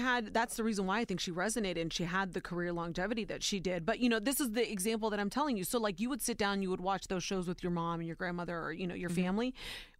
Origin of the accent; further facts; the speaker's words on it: Warren, Ohio, United States; Because I didn't see anybody on TV at that time where I was growing up in Warren, Ohio, Youngstown, Ohio